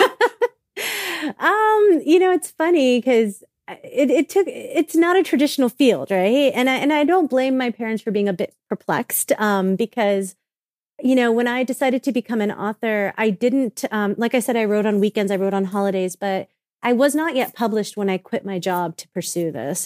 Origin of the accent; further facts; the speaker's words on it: South Florida, United States; I was born and raised in South Florida